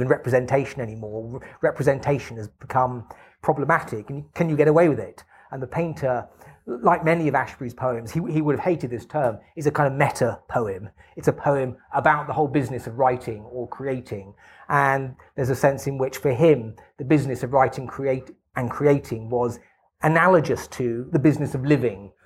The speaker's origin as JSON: {"language": "English", "region": "England", "country": "United Kingdom", "said": "as for an English person."}